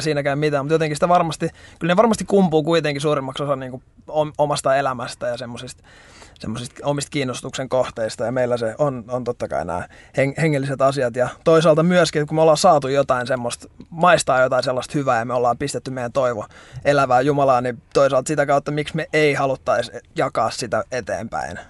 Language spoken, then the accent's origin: Finnish; Helsinki, Uusimaa, Finland; mä oon Helsingistä, 27-vuotias nuori mies